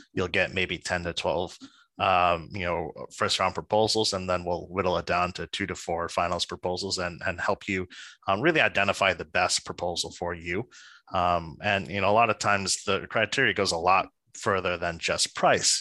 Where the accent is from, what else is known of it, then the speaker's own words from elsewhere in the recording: New Jersey, United States; I'm a boy from New Jersey